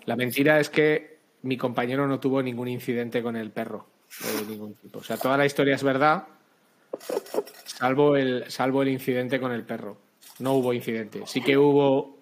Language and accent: Spanish; Spain; soy español, vivo en España desde que nací